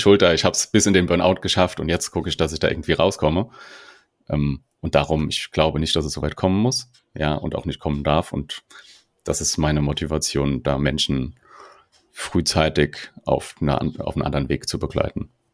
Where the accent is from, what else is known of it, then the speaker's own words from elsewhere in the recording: Mainz area, Rhineland-Palatinate, Germany; accent: Hessian; moved away as an adult; now in Berlin, Germany; ich bin aus Berlin, äh, ursprünglich aus, aus dem Mainzer Raum. Man hört immer mal wieder meinen rein hessischen Dialekt